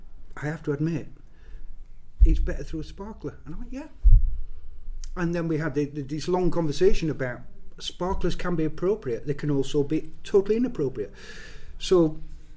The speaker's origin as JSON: {"language": "English", "region": "Yorkshire and the Humber", "country": "United Kingdom", "said": "as a Yorkshireman"}